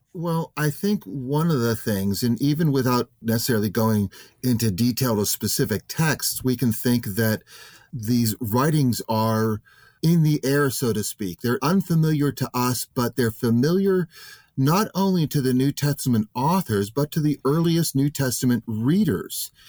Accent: United States; I'm an American, I, I work primarily in the United States

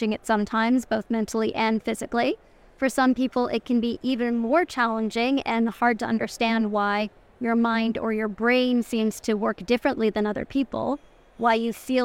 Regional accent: Toronto, Ontario, Canada; the streets of Toronto, like my hometown

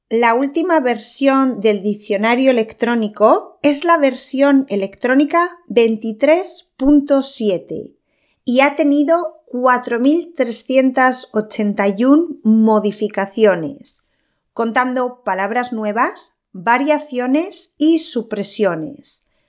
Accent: Spain; soy española

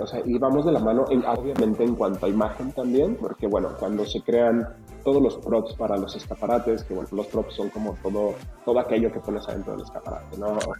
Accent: Mexico; moved away as an adult; also born or lived in Guadalajara; Cuando yo me fui de México

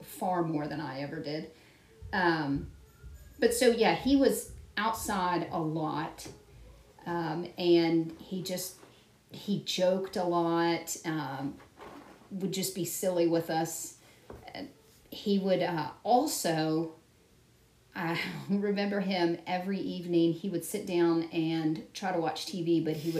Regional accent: Stanton, United States; where I grew up in Stanton

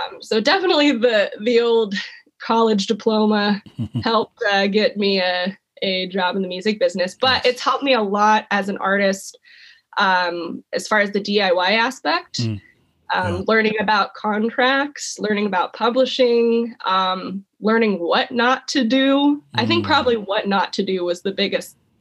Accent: Placerville, California, United States; also born or lived in Chico, California; one of the only people I knew from my hometown

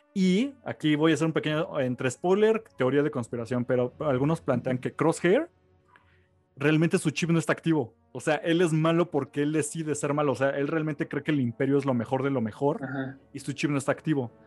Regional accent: Mexico City, Mexico; Pues porque somos de México

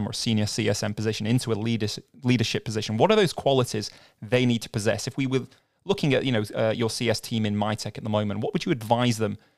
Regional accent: Manchester, North West England, United Kingdom; I'm from Manchester in the UK

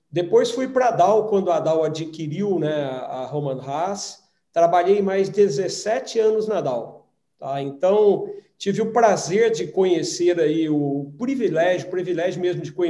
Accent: Minas Gerais, Brazil; born there; Estou realmente numa cidade aqui onde eu nasci, aqui no sul de Minas, onde eu tenho uma propriedade

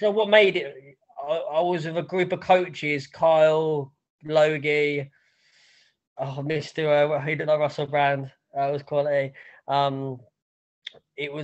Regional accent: Basildon, East of England, United Kingdom; moved away as an adult; also born or lived in Los Angeles, United States; I'm from Basildon, Essex. Really wanted to get out of here

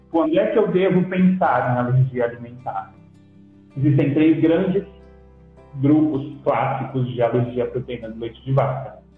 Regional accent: Lagamar, Minas Gerais, Brazil; moved away as an adult; also born or lived in Passos; now in Brasília, Brazil; Sou mineiro de Lagamar, uma cidadezinha próxima a Patos de Minas

